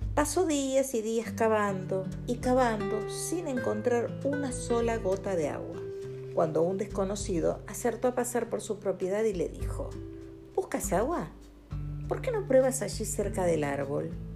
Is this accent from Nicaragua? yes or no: no; Argentina; Los argentinos estamos